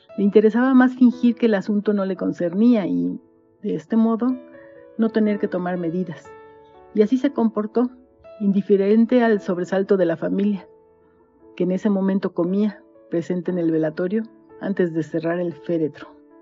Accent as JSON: {"language": "Spanish", "country": "Mexico", "also_born_or_lived": "Metepec, State of Mexico", "said": "soy mexicana, tengo 59 años y vivo en Metepec, Estado de México"}